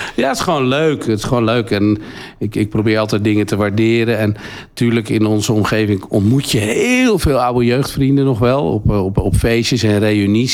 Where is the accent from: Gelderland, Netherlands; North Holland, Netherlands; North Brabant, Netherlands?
North Holland, Netherlands; Huizen; also born or lived in Naarden; Nou, ik ben geboren in Naarden en ik woonde altijd in Huizen.